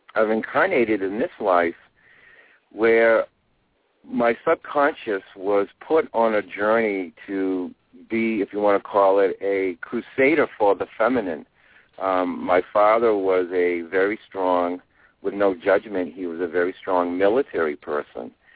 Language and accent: English; Maine, United States; moved away as an adult; now in Sedona, United States; I'm originally from Maine